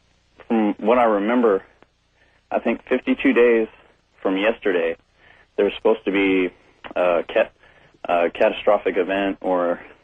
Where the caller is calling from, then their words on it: Merced, California, United States; I'm calling from Merced, California.